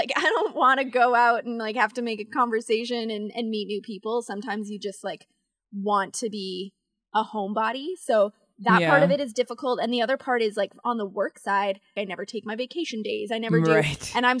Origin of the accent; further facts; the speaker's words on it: London, Ontario, Canada; also born or lived in Ottawa / Banff / Quebec City; I'm from London, Ontario originally, but then I was in Ottawa for 8 years.